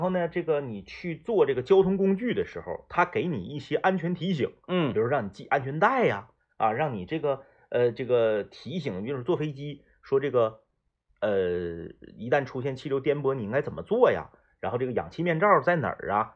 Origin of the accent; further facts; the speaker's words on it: Northeast China, China; 东北话不是那些综艺节目里明星们调侃的那种话